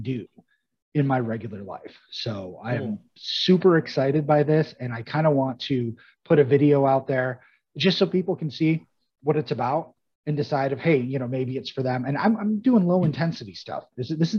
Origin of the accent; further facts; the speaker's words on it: Altmar, New York, United States; I'm from Altmar, Williamstown area